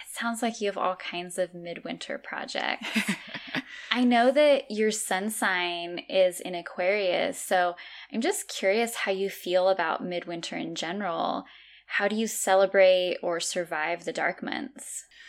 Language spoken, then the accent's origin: English; California, United States; moved away as an adult; now in Azores, Portugal; growing up in California my whole life, I've lived in Northern